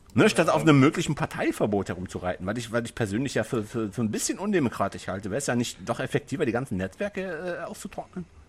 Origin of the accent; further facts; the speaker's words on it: North Rhine-Westphalia, Germany; Ich fühle mich als Niederrheiner, nicht als Deutscher